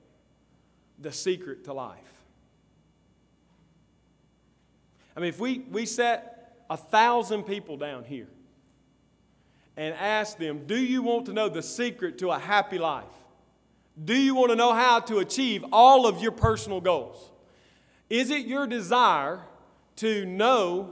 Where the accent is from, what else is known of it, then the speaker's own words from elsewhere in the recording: Columbus, United States; moved away; where I grew up in Columbus, at my grandmother's house